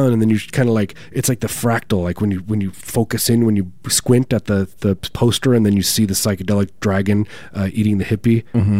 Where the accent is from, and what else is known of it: Chicagoland, Illinois, United States; born or raised there